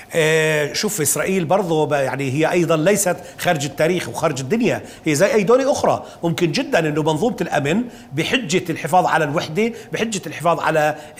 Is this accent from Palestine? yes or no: yes; Palestine; لنا كفلسطينيين محتلين